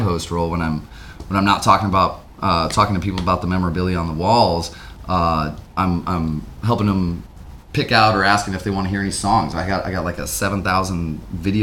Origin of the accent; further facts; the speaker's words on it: Midwest, United States; moved away; we're from the Midwest